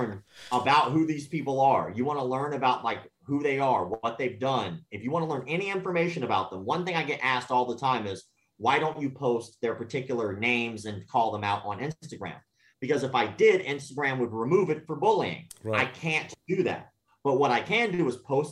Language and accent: English; the South, United States; I grew up in the South